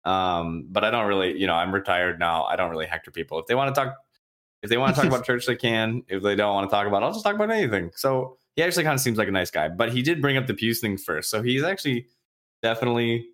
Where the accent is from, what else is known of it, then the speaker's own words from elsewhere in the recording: Michigan, United States; We're from Michigan